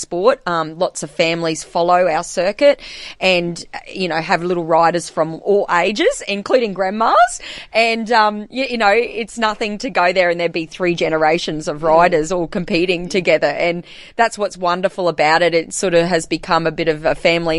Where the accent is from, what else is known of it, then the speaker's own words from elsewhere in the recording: Blackall, Queensland, Australia; also born or lived in Rockhampton; I grew up here in Blackall, born and bred